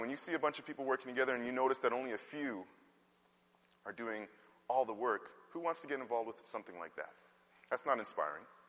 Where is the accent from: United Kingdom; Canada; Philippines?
Canada; though I was born in Canada, my parents came from the West Indies